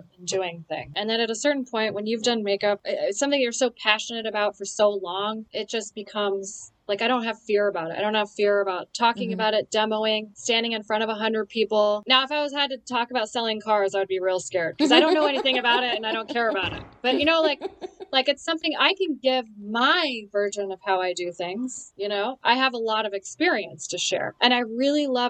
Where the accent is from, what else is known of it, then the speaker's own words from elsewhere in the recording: Boise, Idaho, United States; moved away; also born or lived in Austin, Texas; I grew up in Austin and Boise